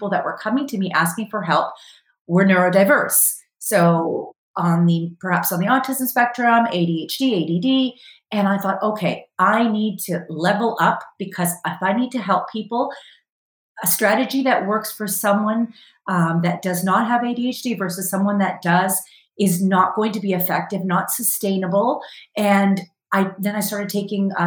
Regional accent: Canada; being Canadian from the North

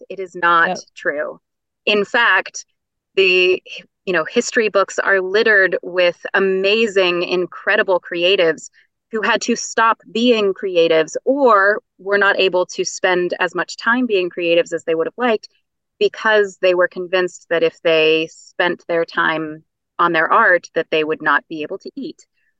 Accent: West Virginia, United States; accent: Appalachian; I grew up in West Virginia and had a bit of an Appalachian accent as I was growing up.

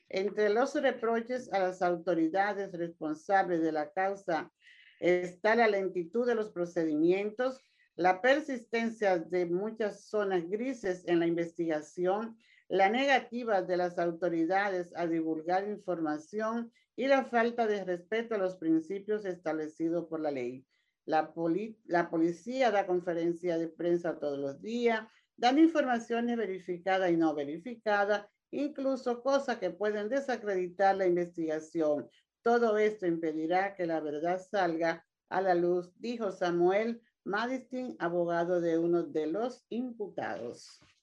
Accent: Dominican Republic; yo me siento muy contenta como mujer y como dominicana

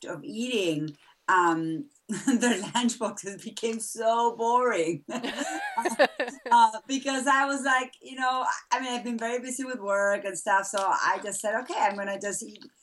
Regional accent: Buenos Aires, Argentina; now in Massachusetts, United States; I was born and raised in Argentina

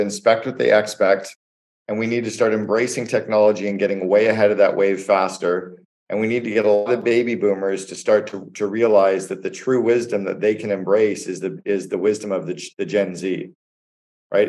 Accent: Canada; moved away as an adult; also born or lived in United States; now in Barbados; I'm Canadian. I was living and working in the United States for eight years

